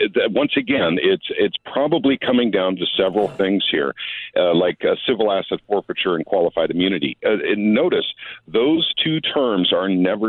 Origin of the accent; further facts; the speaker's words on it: Minnesota, United States; I call it SAPA, and I think it's a Minnesota thing. I come from Minnesota.